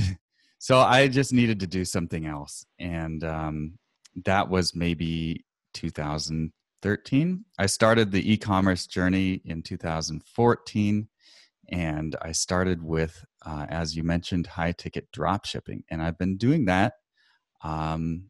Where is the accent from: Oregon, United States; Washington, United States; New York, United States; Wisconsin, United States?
Oregon, United States; Portland; where I'm from Portland, Oregon